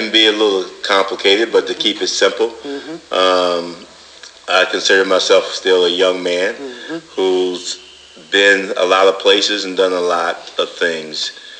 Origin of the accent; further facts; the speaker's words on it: Saginaw, Michigan, United States; also born or lived in Oakley, Michigan; But I was actually raised in Saginaw.